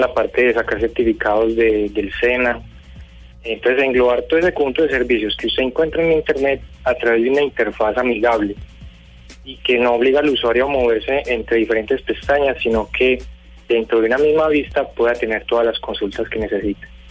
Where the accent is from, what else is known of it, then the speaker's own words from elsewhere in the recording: Colombia; yo como ciudadano colombiano